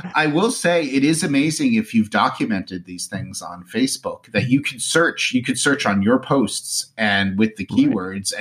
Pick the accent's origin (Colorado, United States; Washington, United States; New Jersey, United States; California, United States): New Jersey, United States; moved away; I'm originally from New Jersey.